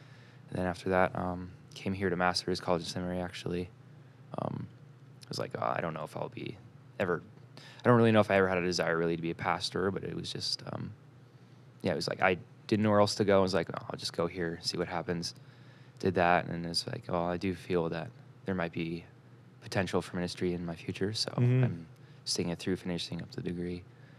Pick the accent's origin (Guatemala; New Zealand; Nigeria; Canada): Canada; Pickering, Ontario; Well, I'm from Pickering, but I grew up all over the place. I spent a year here and there, a lot of the places. We moved probably about 10 times growing up.